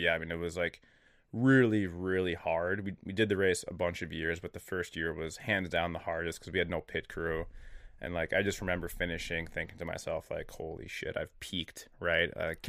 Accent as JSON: {"language": "English", "region": "Minnesota", "country": "United States", "said": "And we're from Minnesota, so like we're normal. Like this is normal."}